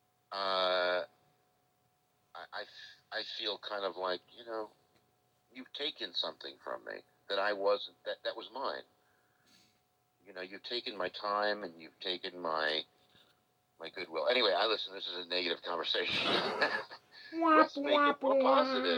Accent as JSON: {"language": "English", "town": "Beverly Hills", "region": "California", "country": "United States", "tie": "born or raised there", "said": "I grew up in Beverly Hills, which was the showbiz town in the entire country, really"}